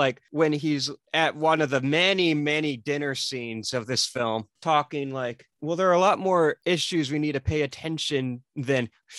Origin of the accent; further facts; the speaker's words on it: United States; I'm an American.